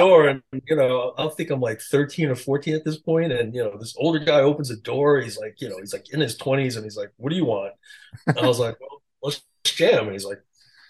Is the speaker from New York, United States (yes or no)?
yes; Queens, New York, United States; I just met a bunch of young DJs at the time growing up in Queens.